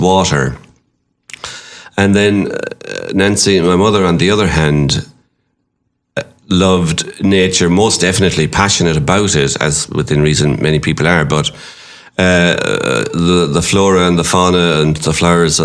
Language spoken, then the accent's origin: English; Limerick, Munster, Ireland; Grew up in Corbury